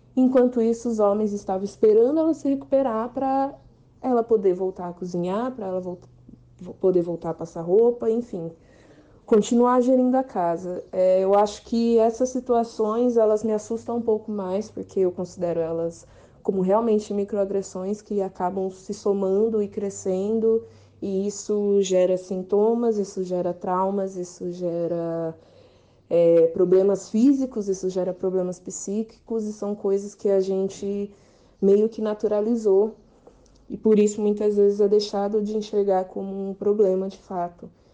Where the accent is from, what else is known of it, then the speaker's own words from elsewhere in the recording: Bauru, São Paulo, Brazil; eu sou de Bauru, sou jornalista